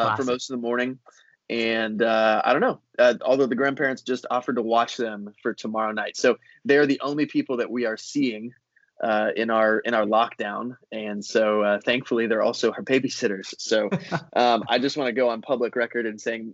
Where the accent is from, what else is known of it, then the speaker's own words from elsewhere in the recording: the Sunshine State, Florida, United States; moved away as an adult; also born or lived in New Orleans, Louisiana / Lynchburg, Virginia; now in Fredericksburg, United States; I was born and raised in the Sunshine State, home to the Tampa Bay Buccaneers